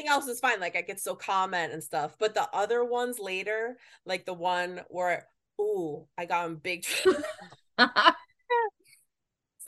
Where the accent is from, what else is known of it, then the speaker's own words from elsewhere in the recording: New Jersey, United States; I make jokes because I'm from New Jersey. So it's just the way that I talk